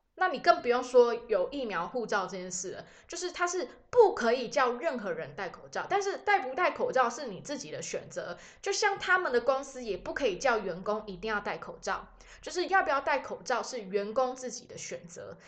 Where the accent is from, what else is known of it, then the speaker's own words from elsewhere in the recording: Taiwan; 我们台湾人本来就是比较遵守，follow the rule 的那个族群